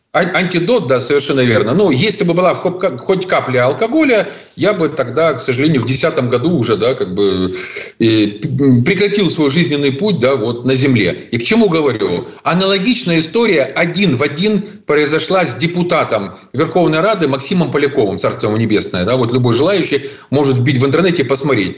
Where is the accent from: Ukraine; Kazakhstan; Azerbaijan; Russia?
Ukraine; Zaporizhzhia, Zaporizhzhia Oblast; в моем родном городе Запорожье, откуда я родом